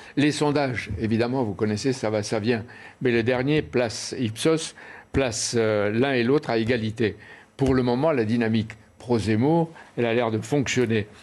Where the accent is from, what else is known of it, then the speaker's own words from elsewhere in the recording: Oran, Oran Province, Algeria; moved away; j'étais le 10-12 juillet de la même année étudiant à, Oran, ma ville natale.